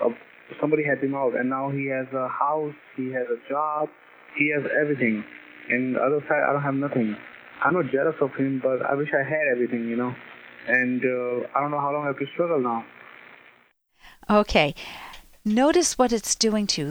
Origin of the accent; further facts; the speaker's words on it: Cranston, Rhode Island, United States; shop on Oakland Avenue, where I grew up in Cranston